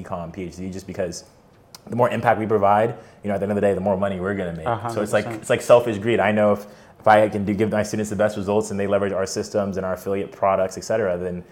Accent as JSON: {"language": "English", "town": "Atlanta", "region": "Georgia", "country": "United States", "tie": "born or raised there", "said": "I grew up in Atlanta, Georgia"}